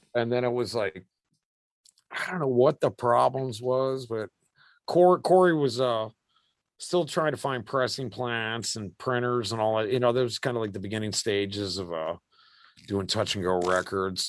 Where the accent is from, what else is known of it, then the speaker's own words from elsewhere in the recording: United States; we're American kids